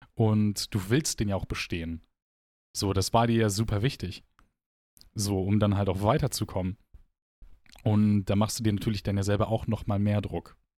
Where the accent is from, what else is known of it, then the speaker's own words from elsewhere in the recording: Gladbach, North Rhine-Westphalia, Germany; moved away as an adult; now in Aachen, Germany; wir kommen aus Gladbach.